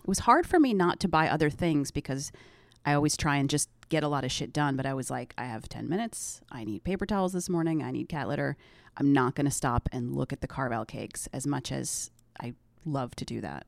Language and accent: English; close to Syracuse, upstate New York, United States; moved away; upstate New York